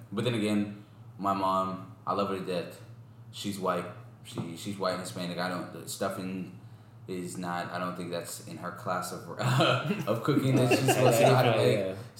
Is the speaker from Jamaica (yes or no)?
yes; Jamaica; I'm Jamaican and black. Like, I'm supposed to, like yams and sweet potatoes and stuff like that.